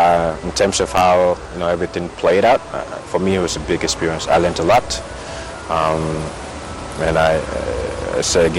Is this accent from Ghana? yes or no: yes; Ghana; I'm from Ghana. I grew up here